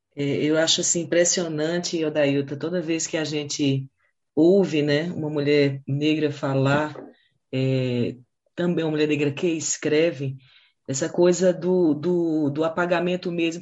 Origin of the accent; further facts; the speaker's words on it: Pernambuco, Brazil; also born or lived in Ceará; sou natural do Ceará, sabe? Mas me criei em Pernambuco